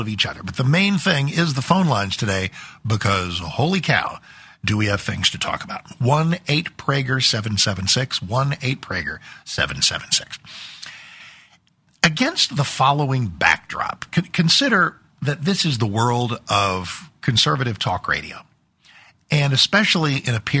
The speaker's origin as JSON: {"language": "English", "region": "Texas", "country": "United States", "said": "as an American, as a Texan"}